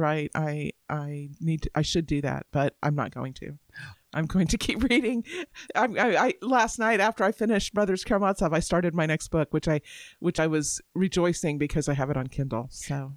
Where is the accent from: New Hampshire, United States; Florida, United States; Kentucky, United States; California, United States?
Florida, United States; Tampa; now in Alabama, United States; I grew up in Florida